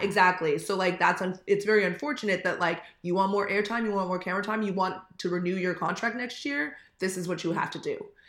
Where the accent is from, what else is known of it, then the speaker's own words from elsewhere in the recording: Manhattan Beach, California, United States; I'm originally from Manhattan Beach